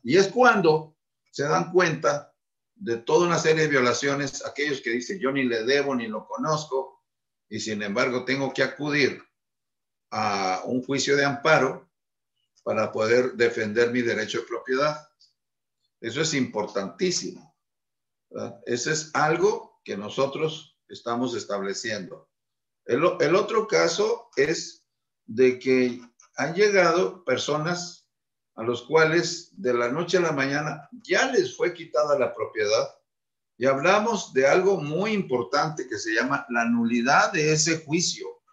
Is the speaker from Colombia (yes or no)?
no; Mexico